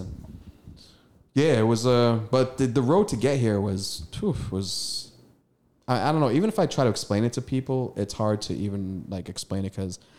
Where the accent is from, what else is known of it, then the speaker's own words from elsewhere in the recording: Eritrea; also born or lived in Sudan; I'm a African, East African. I was from Eritrea, Northeast Africa, just north of Ethiopia.